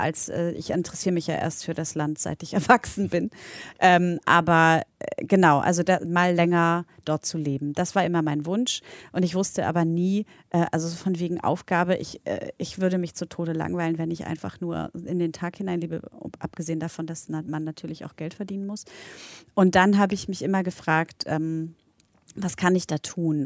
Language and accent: German; Berlin, Germany; also born or lived in Poland; ich bin ja in, in Polen geboren, in Berlin aufgewachsen, in West-Berlin